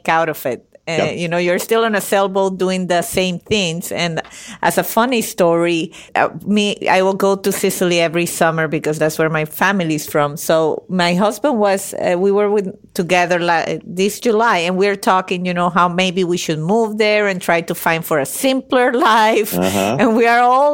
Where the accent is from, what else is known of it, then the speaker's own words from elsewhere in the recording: Venezuela; I was born and raised in Venezuela